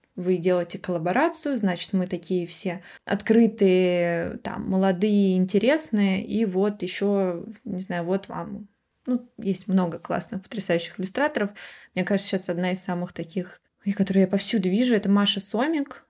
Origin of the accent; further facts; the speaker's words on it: Moscow, Russia; я росла в Москве